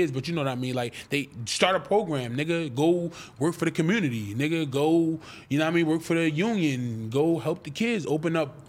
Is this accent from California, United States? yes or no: yes; Calabasas, California, United States; I don't be in the streets, bro. I'm from Calabasas.